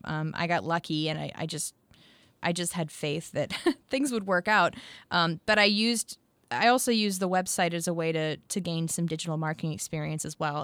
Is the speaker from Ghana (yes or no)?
no; near Boston, Massachusetts, United States; moved away as an adult; now in Nashville, United States; grew up near Boston